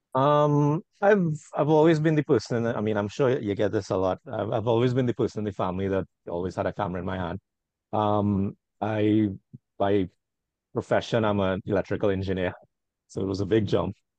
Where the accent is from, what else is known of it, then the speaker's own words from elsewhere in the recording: Trinidad & Tobago; I'm from Trinidad and Tobago.